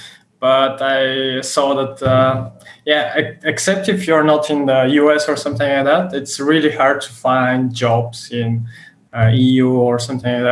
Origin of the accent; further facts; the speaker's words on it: Bulgaria; I'm from Bulgaria